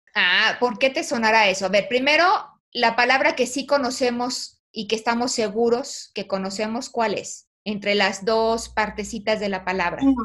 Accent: Mexico; somos los mexicanos

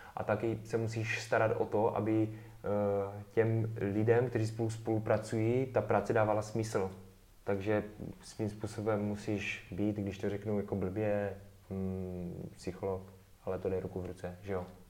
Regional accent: Czechia; jsme z Česka

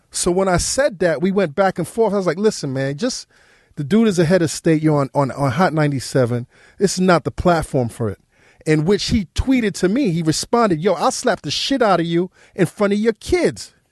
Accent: New York City, New York, United States; I grew up in New York City

